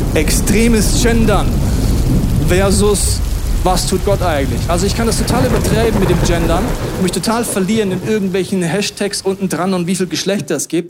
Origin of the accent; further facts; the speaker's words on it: Germany; als Deutsche